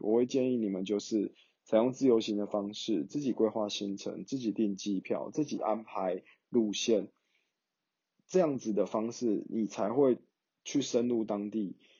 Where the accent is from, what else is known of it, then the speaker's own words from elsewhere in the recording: Taiwan; 我来自台湾